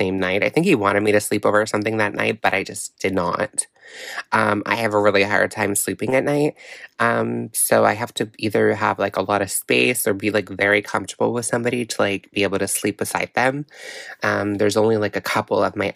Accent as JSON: {"language": "English", "town": "Miramichi", "region": "New Brunswick", "country": "Canada", "tie": "born or raised there", "said": "He's from my hometown, Miramichi, New Brunswick"}